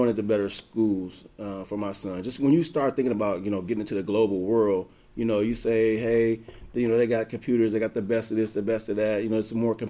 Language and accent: English; Gary, Indiana, United States; I'm from Gary